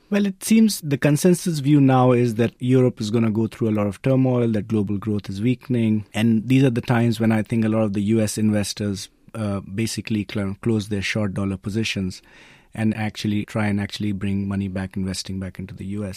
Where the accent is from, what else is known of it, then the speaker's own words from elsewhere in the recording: India; I'm being Indian myself